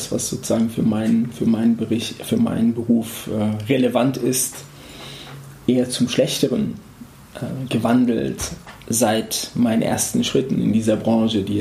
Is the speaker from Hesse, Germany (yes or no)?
yes; Frankfurt, Hesse, Germany; Jetzt bin ich hier in Frankfurt, in meiner Heimat.